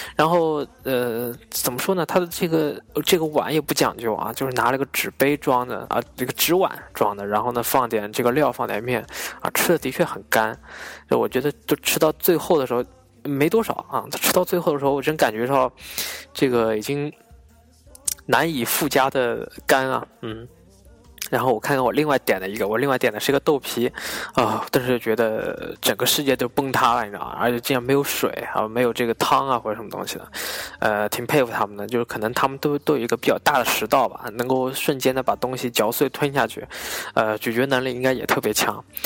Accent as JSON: {"language": "Chinese", "country": "China", "said": "作为一个中国人"}